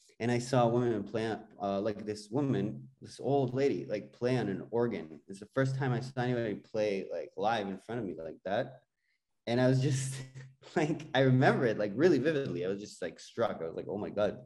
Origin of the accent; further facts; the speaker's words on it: Jerusalem, Jerusalem District, Israel; moved away as an adult; also born or lived in Berklee (Boston), United States; now in Toronto, Canada; I grew up in Jerusalem